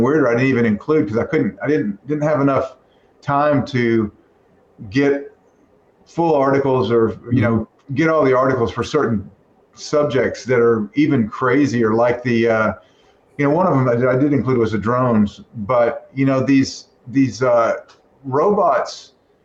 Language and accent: English; Texas, United States; moved away; I'm a Texan